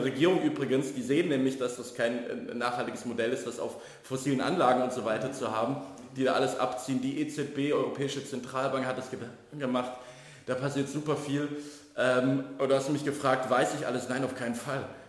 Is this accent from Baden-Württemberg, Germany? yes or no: yes; Baden-Württemberg, Germany; moved away as an adult; now in Berlin, Germany; groß geworden in Baden-Württemberg in einem relativ konservativen äh, äh, Kreis